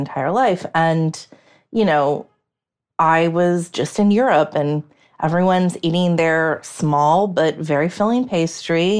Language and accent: English; United States; I, as an American